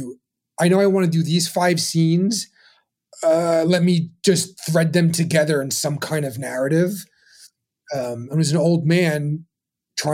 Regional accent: New York City, New York, United States; I was born in Brooklyn

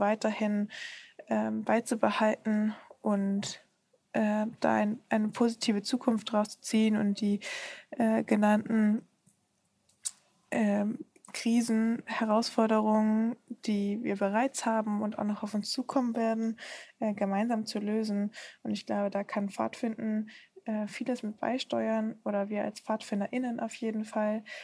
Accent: Germany; ich würde fast gar nicht mehr behaupten, dass ich Deutsche bin, sondern vor allen Dingen, dass ich Europäerin bin, weil das irgendwie für mich zu Hause ist, wo ich aufgewachsen bin

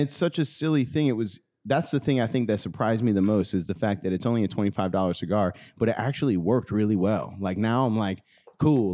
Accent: St. Louis, Missouri, United States; born or raised there

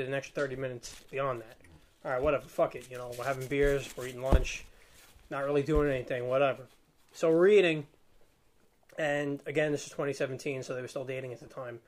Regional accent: New York City, New York, United States; we're really from Staten

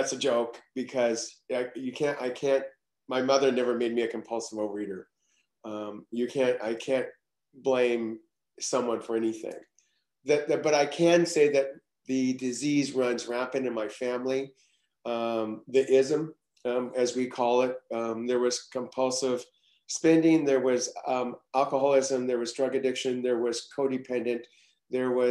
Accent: Los Angeles, California, United States; accent: Okie; also born or lived in Oklahoma; I was born in Oklahoma, but I was shipped to California when I was age four because my family was going through a divorce, my parents were going through a divorce. So I wound up in Los Angeles, Southern California

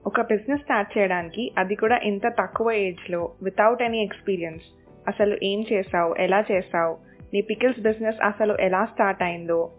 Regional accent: Dosakayalapalli, Andhra Pradesh, India; also born or lived in Rajahmundry; మా ఊరు దోసకాయలపల్లి

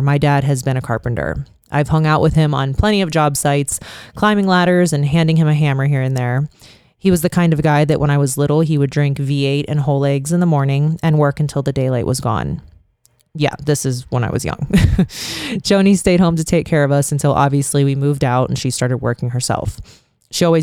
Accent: Youngstown, Ohio, United States; now in Las Vegas, United States; my hometown of Youngstown

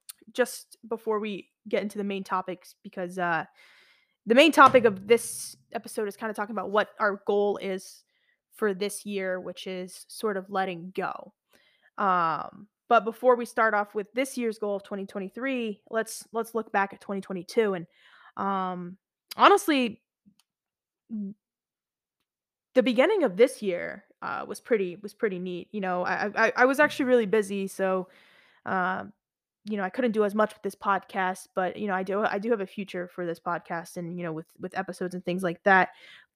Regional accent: Beirut, Beirut Governorate, Lebanon; moved away; Then I went back to my home country. I'm Lebanese. So I went back after 12 years to Lebanon. I'm from Beirut, Lebanon, or Beirut, Lebanon.

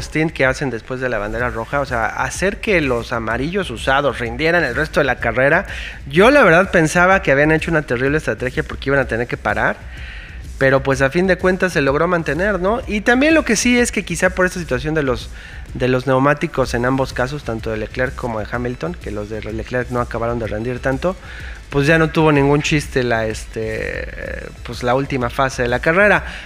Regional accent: Mexico; como fan mexicano

